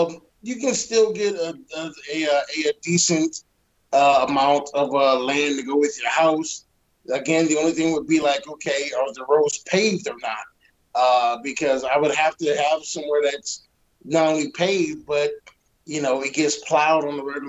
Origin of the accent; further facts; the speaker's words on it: Detroit, Michigan, United States; moved away; also born or lived in Denver; I grew up in Detroit. I know what a cold winter is all about, living in there and living in Denver.